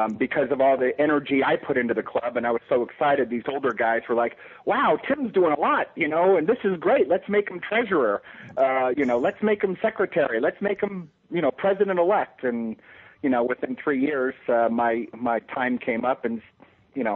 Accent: Los Angeles, California, United States; also born or lived in Bay Area; now in Orange County, United States; I'm from the San Fernando Valley

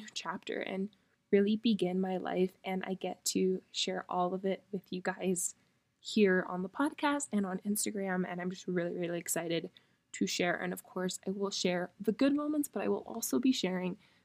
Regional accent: Miami, Florida, United States; moved away as an adult; really experience Miami, because I cannot wait to move home and experience my hometown again

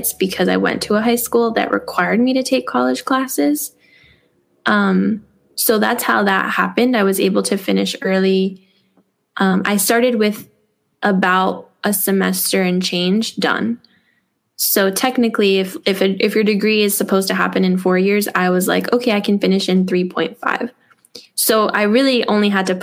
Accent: New York City, New York, United States; So I grew up in New York City in a single parent home

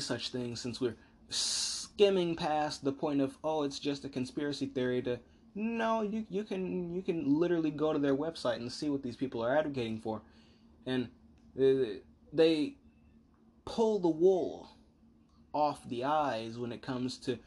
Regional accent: United States; I, as an American, am of the uniquely American perspective

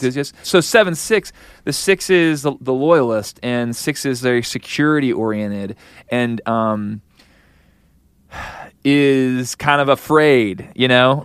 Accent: Kansas City, United States; I'm from Kansas City

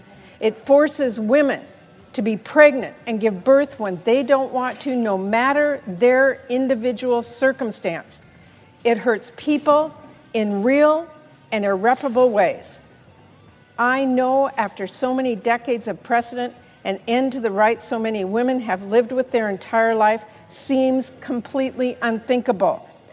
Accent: Washington, United States; And we're seeing this firsthand in my home state of Washington.

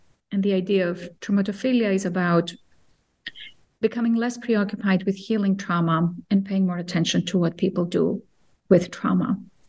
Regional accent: Cyprus; also born or lived in Athens, Greece; I grew up in a bicultural home and in two countries, between two countries. Cyprus, the Greek Cypriot part of Cyprus, which was divided in 1974, and Athens

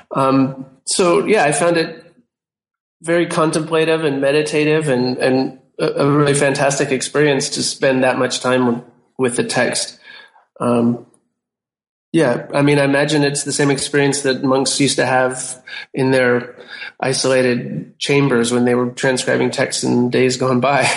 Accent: United States; I'm an American and I'm a visual artist

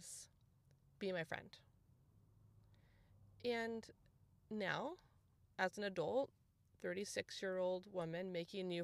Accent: San Clemente, California, United States; also born or lived in Dana Point; we moved home to our hometown. So, I mean, you guys, our move was like 10 minutes, okay? But we moved from Dana Point to San Clemente. So I moved back to like where I went to high school and junior high and elementary school

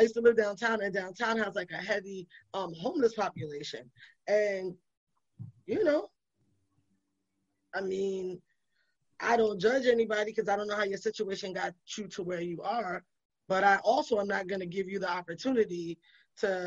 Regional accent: New York City, New York, United States; also born or lived in Brooklyn; I'm from the Bronx.

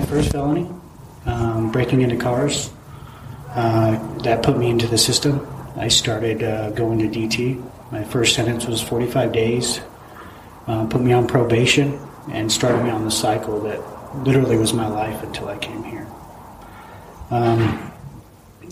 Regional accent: Vernal, Utah, United States; also born or lived in San Diego, California; I was born in San Diego. I'm the middle child of six. My mom and my dad moved to Vernal when I was maybe a year old. So Vernal, Utah, small town.

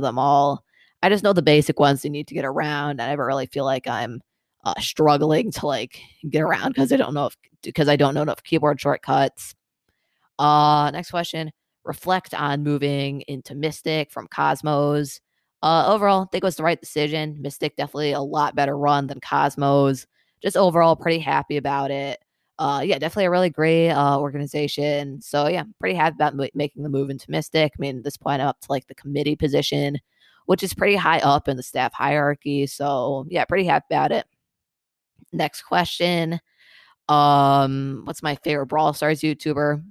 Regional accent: Michigan, United States; I'm from Michigan

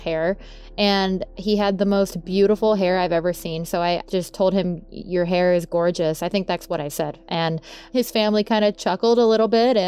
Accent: Thousand Oaks, California, United States; I am from Thousand Oaks, California.

